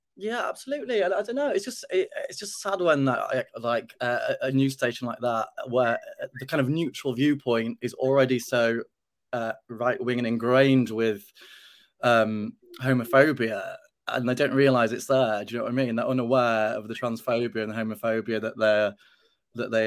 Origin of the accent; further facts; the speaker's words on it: Yorkshire and the Humber, United Kingdom; growing up in Yorkshire in the 80s